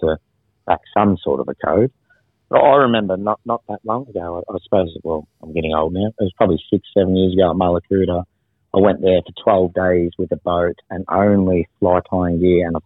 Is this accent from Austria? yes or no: no; Bacchus Marsh, Victoria, Australia; I'm from Bacchus Marsh, you know, near Melbourne